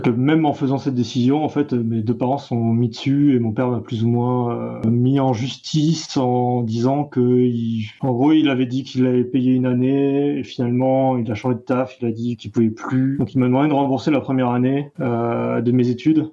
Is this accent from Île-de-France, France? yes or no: no; Brittany, France; moved away; Je viens de Bretagne.